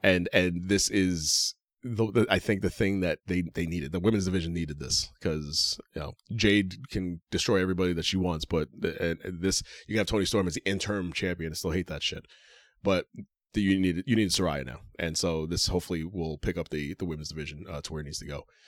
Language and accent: English; Yonkers, New York, United States; I don't have an arena in Yonkers, I'm sorry. My hometown arena